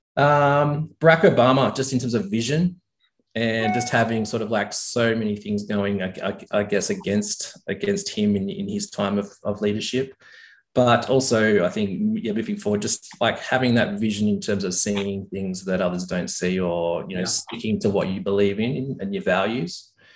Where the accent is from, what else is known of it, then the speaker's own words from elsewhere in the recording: Tamworth, New South Wales, Australia; also born or lived in Sydney, Australia; now in Orange, Australia; I was born in Sydney, mm. and when I was eight years old, I, I we moved up to a, a, big cattle property out of Tamworth, New South Wales.